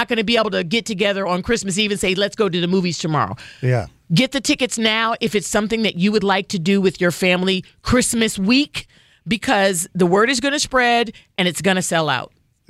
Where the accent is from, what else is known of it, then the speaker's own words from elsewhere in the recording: New Jersey, United States; I grew up in New Jersey. There were a lot of Jewish kids in my community